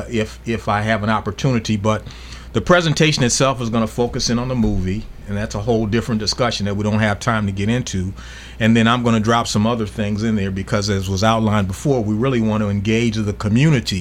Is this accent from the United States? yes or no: yes; Midwest, United States; I was born in the Midwest and traveled to the South